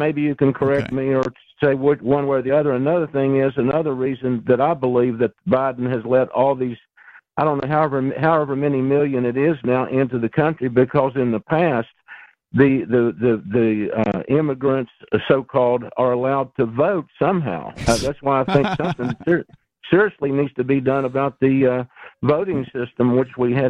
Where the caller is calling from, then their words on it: West Virginia, United States; West Virginia.